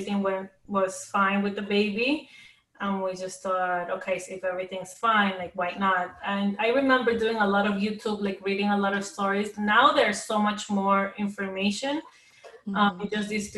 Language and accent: English; New York City, New York, United States; we're from Queens, New York